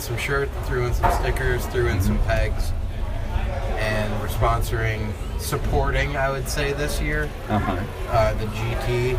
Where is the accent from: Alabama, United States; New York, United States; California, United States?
New York, United States; Binghamton; Because I'm from Binghamton.